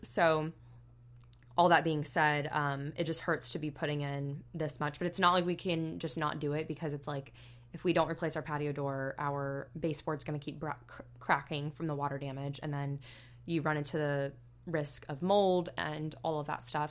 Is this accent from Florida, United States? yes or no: yes; Northwest Florida, United States; moved away as an adult; also born or lived in Alabama; I grew up in Northwest Florida, which is basically, like, the equivalent of South Alabama